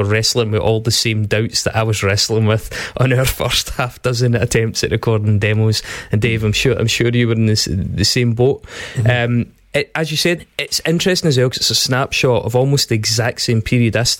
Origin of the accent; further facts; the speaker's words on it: Stirling, Scotland, United Kingdom; I was from Stirling in the centre of Scotland.